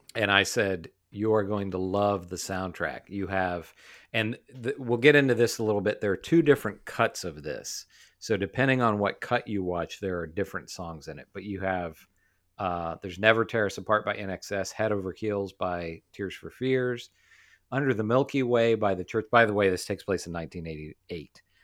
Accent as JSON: {"language": "English", "region": "West Virginia", "country": "United States", "tie": "born or raised there", "said": "We grew up in West Virginia."}